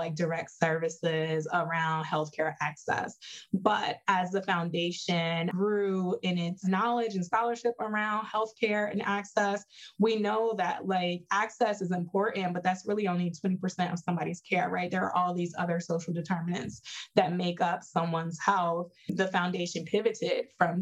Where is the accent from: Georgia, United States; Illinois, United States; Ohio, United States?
Illinois, United States; Chicago; I'm originally from Chicago, the South Side of Chicago